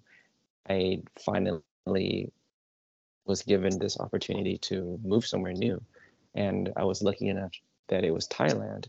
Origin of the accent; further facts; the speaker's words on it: Southern California, United States; also born or lived in Manhattan, New York; I was born in Manhattan, but I never lived in New York. I was maybe like 1 or 2 years old until my parents moved to California. So my whole life has been a Southern California boy